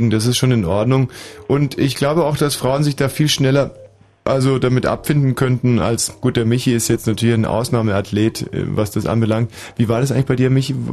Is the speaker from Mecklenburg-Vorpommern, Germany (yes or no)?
no; Munich, Bavaria, Germany; born there; Aber ich bin in München-Pasing geboren.